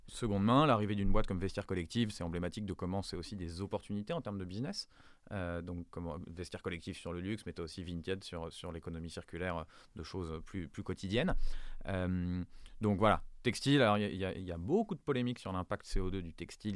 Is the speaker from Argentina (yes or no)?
no; France; chez nous en France